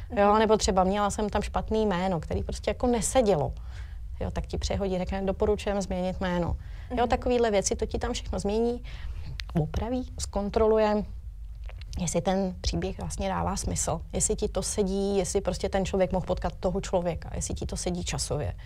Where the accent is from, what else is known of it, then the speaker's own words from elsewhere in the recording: Příbram area, Central Bohemian Region, Czechia; jsem tady odseď